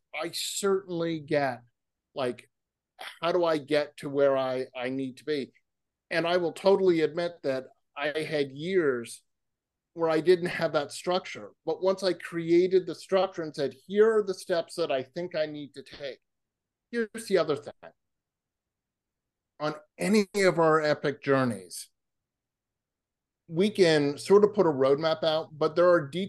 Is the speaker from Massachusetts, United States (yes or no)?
yes; Massachusetts, United States; I grew up on the East Coast, where street signs are incredibly small versus California, where they're wonderfully myopically large and you can see them. So I grew up in Massachusetts